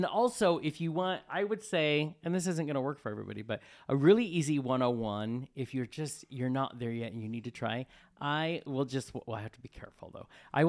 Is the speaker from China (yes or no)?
no; Colorado, United States; I grew up in Colorado.